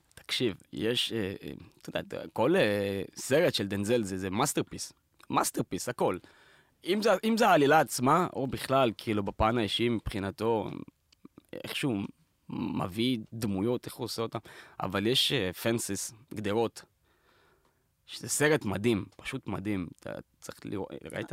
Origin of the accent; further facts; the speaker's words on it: Beersheba, Southern District, Israel; moved away; כשאתה בא מפריפריה, אני בא מבאר שבע